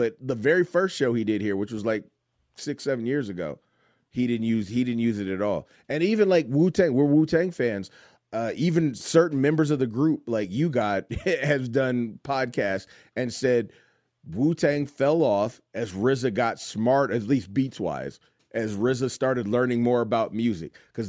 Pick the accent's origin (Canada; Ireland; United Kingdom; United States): United States; Michigan; All right, I grew up in Michigan, so the very everybody I went to school with hated it because when I moved to Michigan, I was already 11 or 12.